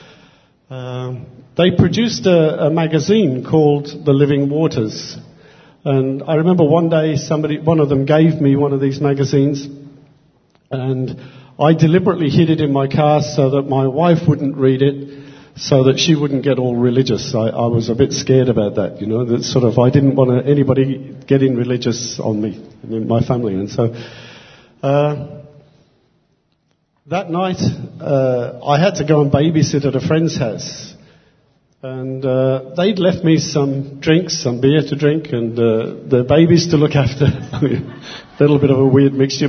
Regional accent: England, United Kingdom; I grew up in England

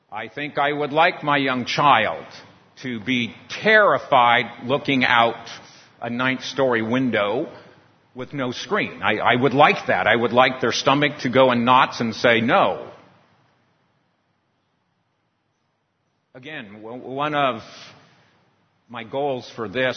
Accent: San Diego, California, United States; Growing up in San Diego, in California, by the beach, I spent a lot of time in the water messing around

